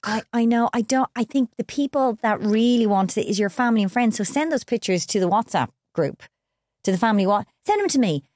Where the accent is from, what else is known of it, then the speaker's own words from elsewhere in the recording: Ireland; we're Irish